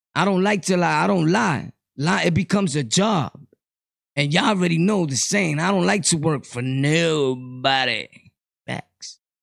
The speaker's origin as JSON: {"language": "English", "country": "Puerto Rico", "also_born_or_lived": "New York", "moved": "yes", "said": "I come from Puerto Rico. I've traveled back and forth to Puerto Rico."}